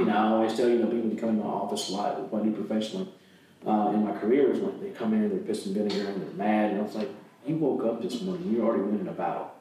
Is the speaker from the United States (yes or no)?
yes; Mississippi, United States; the local hospital where I'm from in, in Mississippi